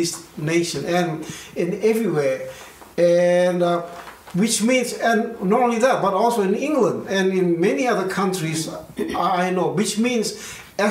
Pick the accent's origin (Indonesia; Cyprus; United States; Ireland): Indonesia; now in Australia; growing up in Indonesia